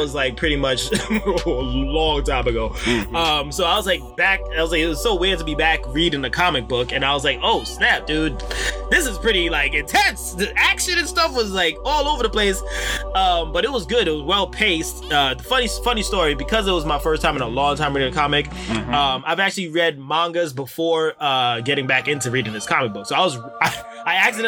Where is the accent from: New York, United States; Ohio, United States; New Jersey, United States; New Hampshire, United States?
New York, United States; moved away; I'm originally from New York